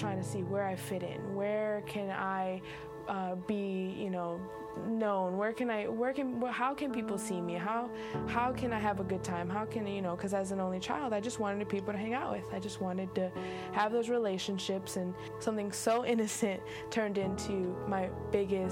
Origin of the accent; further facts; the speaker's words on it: Indiana, United States; moved away as an adult; now in Florida, United States; I grew up in Indiana. I have been living in Florida now